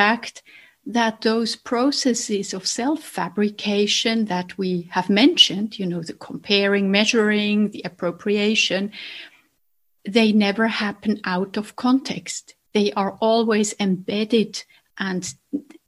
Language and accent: English; Basel, Basel-Stadt, Switzerland; accent: Basel dialect; now in Zurich, Switzerland; I grew up in a different town in Switzerland from Zurich. I grew up in Basel.